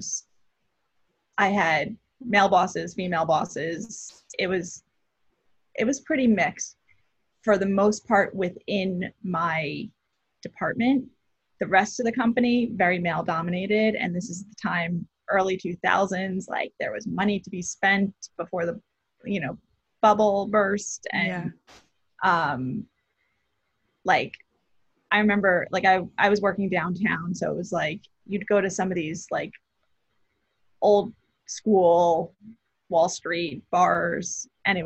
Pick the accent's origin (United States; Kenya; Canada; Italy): United States; New Jersey; moved away as an adult; also born or lived in Maryland; now in New York City, United States; I grew up in New Jersey, about half hour, 45 minutes from the city